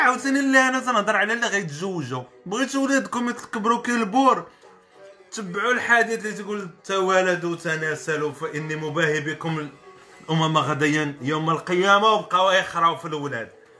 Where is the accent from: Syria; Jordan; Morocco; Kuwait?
Morocco; انا كشاب مغربي